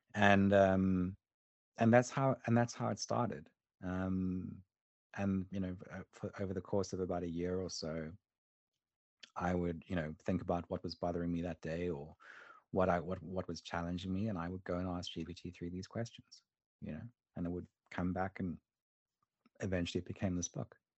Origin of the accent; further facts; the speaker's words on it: South Africa; when I was a kid growing up in South Africa